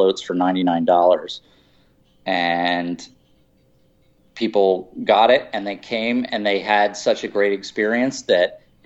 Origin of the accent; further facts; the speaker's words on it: Philadelphia, Pennsylvania, United States; Southwest Philadelphia, actually.